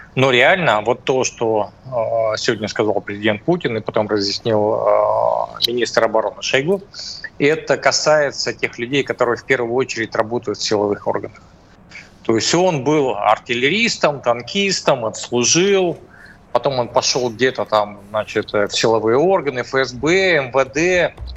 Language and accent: Russian; Cis-Urals, Russia; я из Придуралья, да, значит, э, Урал, наверное, более суровый